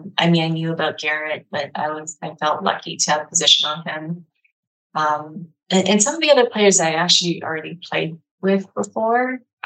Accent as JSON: {"language": "English", "country": "China", "tie": "born there", "first_language": "Mandarin Chinese", "second_language": "English", "said": "Even though I was born in China and Mandarin Chinese is my primary language when I speak with my parents"}